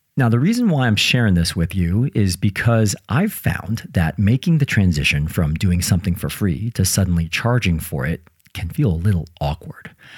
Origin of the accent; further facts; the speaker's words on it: United States; now in United Kingdom; I'm from the United States and I now live in the UK